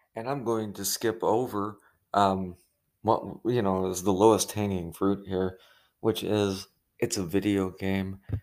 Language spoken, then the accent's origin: English; Illinois, United States; moved away; happens to be my home state where I was born, I don't currently live there